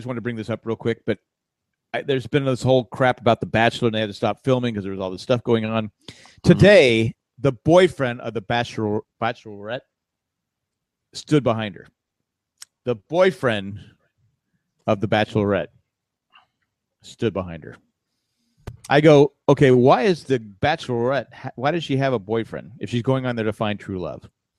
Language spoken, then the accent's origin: English; the South, United States; Jeep or newer Jeep, because I'm from the South.